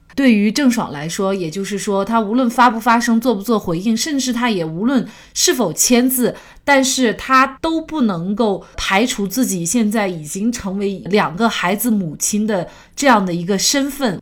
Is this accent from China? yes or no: yes; China; 我们国家